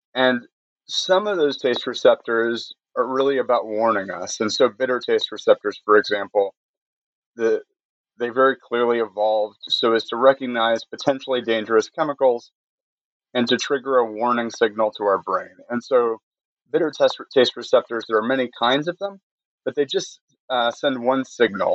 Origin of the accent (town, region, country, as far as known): Michigan, United States; born or raised there; moved away as an adult; also born or lived in Connecticut; now in North Carolina, United States